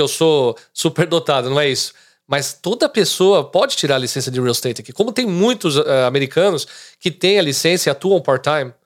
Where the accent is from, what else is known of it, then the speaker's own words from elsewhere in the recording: São Caetano do Sul, São Paulo, Brazil; moved away as an adult; now in Boca Raton, United States; São Caetano. Eu nasci em São Caetano, eh, no ABC Paulista.